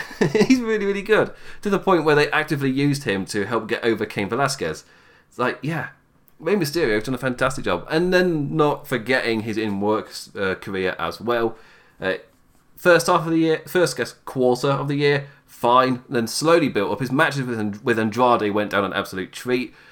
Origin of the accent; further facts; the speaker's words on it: England, United Kingdom; you can tell by my voice, I'm English